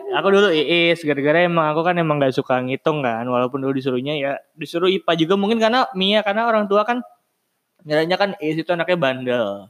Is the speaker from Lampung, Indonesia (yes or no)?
no; western Java, West Java, Indonesia; moved away as an adult; rumahku kan di Jawa bagian barat